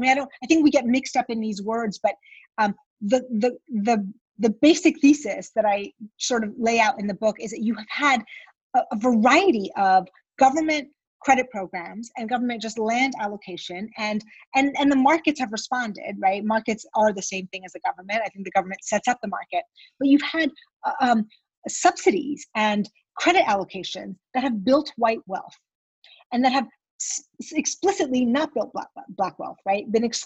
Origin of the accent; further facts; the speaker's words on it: Iran; born there; moved away; I was born in Iran